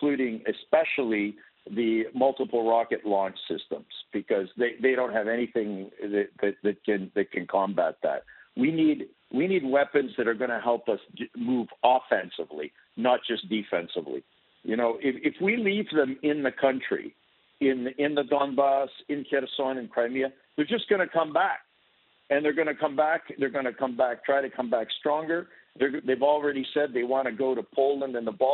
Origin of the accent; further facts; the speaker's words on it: Toronto, Ontario, Canada; I was born in Canada. I grew up in Toronto